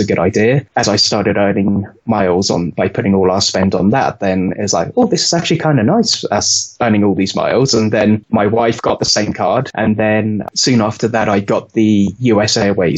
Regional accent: United Kingdom; moved away as an adult; now in United States; As you could probably tell from my accent, I grew up in the UK and I moved over here in 2009.

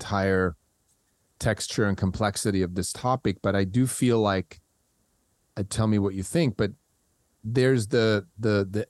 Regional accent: Switzerland; English is a second language; moved away as an adult; I grew up in Switzerland. And when I left at the age of 20

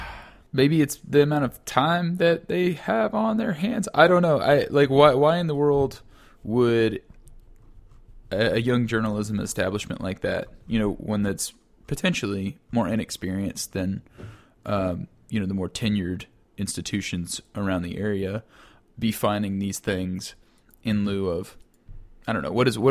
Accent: Kentucky, United States; But I do remember growing up in Western Kentucky, there was this, like, it was, you know, it was a really old town, like a really, really old town.

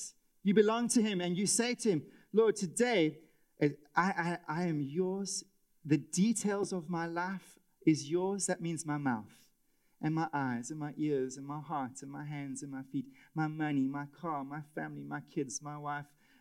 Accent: South Africa; as a South African husband and father

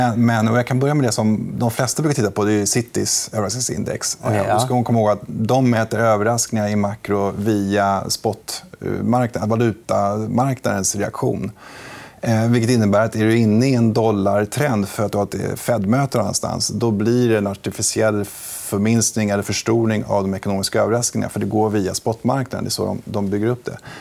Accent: Sweden; som svensk

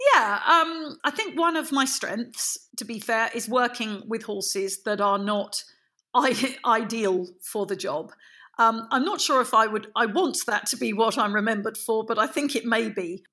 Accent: London, United Kingdom; now in Devon, United Kingdom; I'm from London. I'm I'm London born and bred.

